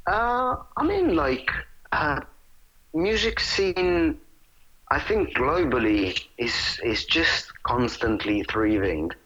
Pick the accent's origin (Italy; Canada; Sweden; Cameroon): Italy; now in London, United Kingdom; I was born and raised in Italy.